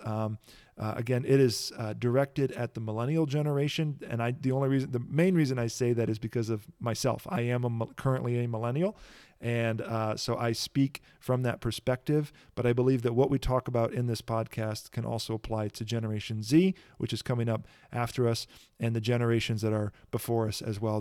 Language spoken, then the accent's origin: English; Kankakee, Illinois, United States; I grew up in Kankakee, Illinois